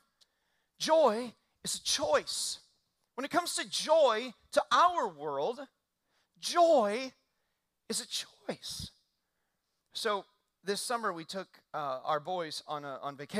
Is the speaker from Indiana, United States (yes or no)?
yes; Indiana, United States; I grew up in Indiana